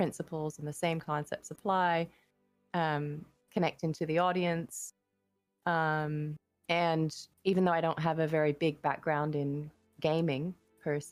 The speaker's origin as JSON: {"language": "English", "town": "Adelaide", "region": "South Australia", "country": "Australia", "tie": "born or raised there", "moved": "yes", "said": "I am from Australia, was born in Adelaide"}